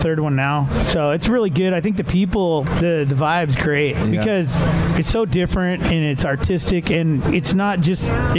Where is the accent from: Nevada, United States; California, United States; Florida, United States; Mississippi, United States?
Nevada, United States; Las Vegas; also born or lived in Montana; I was born in Las Vegas. Then my mom wound up marrying a guy from Montana. So I spent some of my childhood in Montana on, you know, ranch.